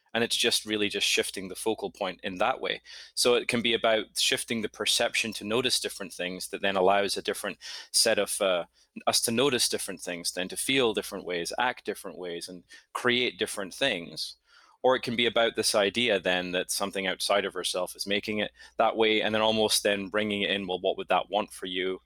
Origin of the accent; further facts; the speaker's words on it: Scotland, United Kingdom; moved away as an adult; also born or lived in United States; now in New York, United States; I'm originally from Scotland. Grew up there, moved to the States in my, at the end of my twenties